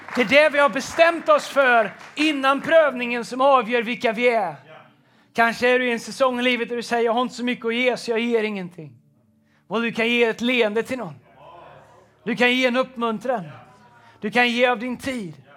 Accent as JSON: {"language": "Swedish", "town": "Tidaholm", "region": "Västra Götaland", "country": "Sweden", "tie": "born or raised there", "also_born_or_lived": "United States", "said": "när jag växte upp så, i Tidaholm"}